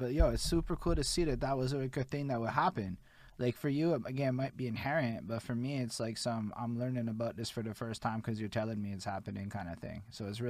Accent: Montreal, Quebec, Canada; I'm from Montreal, Quebec, Canada.

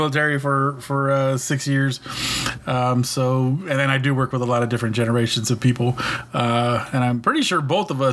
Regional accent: California, United States; moved away as an adult; now in Kansas, United States; But I'm in Kansas. I've been out here for a little over 10 years now. And I'm from California.

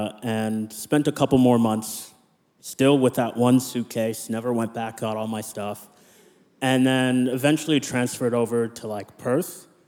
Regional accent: Nigeria; born there; I was born in Nigeria, but I'm a US citizen, Canadian permanent resident, Australian citizen.

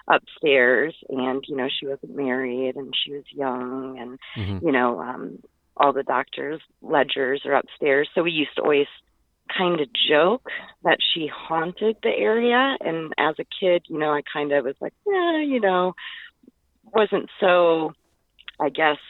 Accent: Liberty Center, Indiana, United States; I grew up in the Liberty Center house. Basically, I spent every weekend and the entire summer in the Liberty Center house

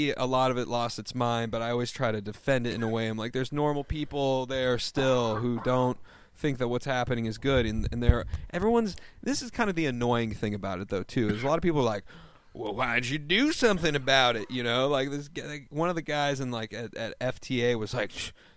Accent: Oregon, United States; I'm from Oregon

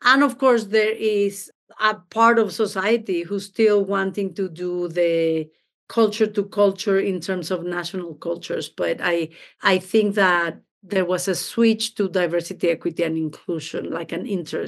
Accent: Mexico City, Mexico; also born or lived in Baltimore; now in Denver, United States; I'm originally from Mexico, from Mexico City, born and raised there. So I am a foreigner in this country. I live in Denver, Colorado, but I was for 18 years in Baltimore, Maryland.

